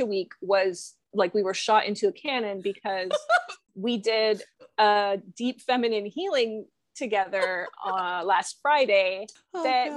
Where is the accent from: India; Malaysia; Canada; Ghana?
Canada; I am Canadian